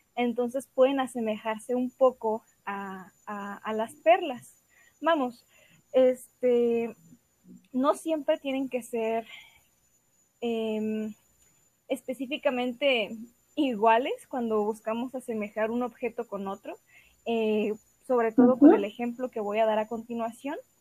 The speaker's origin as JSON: {"language": "Spanish", "town": "Guadalajara", "region": "Jalisco", "country": "Mexico", "said": "soy de Guadalajara, Jalisco"}